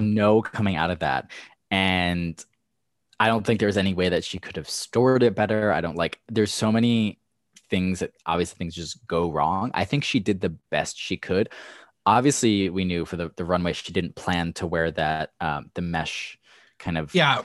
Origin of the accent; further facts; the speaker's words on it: Levittown, United States; I am from Levittown